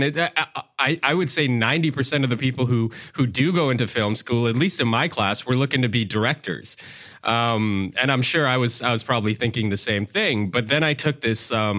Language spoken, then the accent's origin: English; Yellowknife, Northwest Territories, Canada; So for me, I grew up in Yellowknife, of all places, Yellowknife Northwest Territories, which is pretty far north in Canada, for those who don't know.